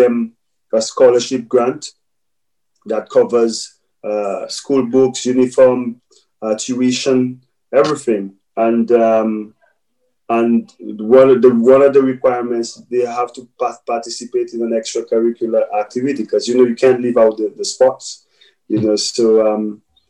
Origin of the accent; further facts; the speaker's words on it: St. Lucia; growing up in St. Lucia